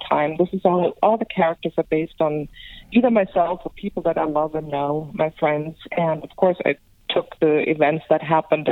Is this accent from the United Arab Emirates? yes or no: no; Germany; accent: European; also born or lived in Greece / London; now in Los Angeles, United States; I am from Greece, but I grew up in Germany, and I actually spent a lot of time in London.